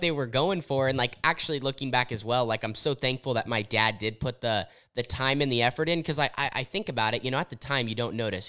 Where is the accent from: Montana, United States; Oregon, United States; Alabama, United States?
Oregon, United States; Southern; I grew up in Southern Oregon where we had racing